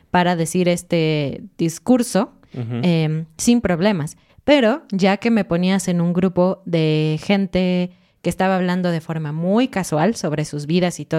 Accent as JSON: {"language": "Spanish", "country": "Mexico", "said": "decimos eso en México"}